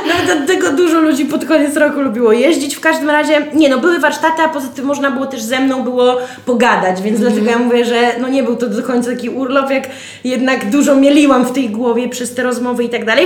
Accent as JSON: {"language": "Polish", "town": "Białystok", "region": "Podlaskie Voivodeship", "country": "Poland", "tie": "born or raised there", "said": "my z Białego Stoku"}